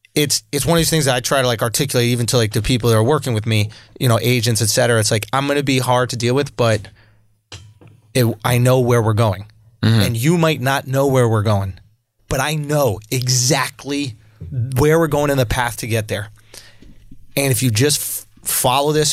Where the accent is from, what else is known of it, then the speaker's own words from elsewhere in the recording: New York, United States; When I grew up in New York, it is an unnatural and like bad place to grow up in a lot of ways